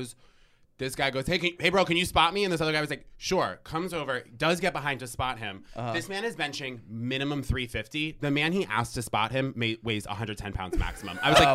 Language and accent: English; Vermont, United States; I'm from Vermont.